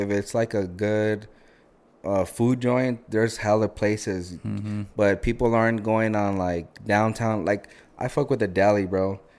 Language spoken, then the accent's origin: English; Texas, United States; I'm from Bowie, right? I'm from Bowie High School. So I'm telling them, yeah, like, I'm from a border city. Like, my football field is, like, walking distance to the border.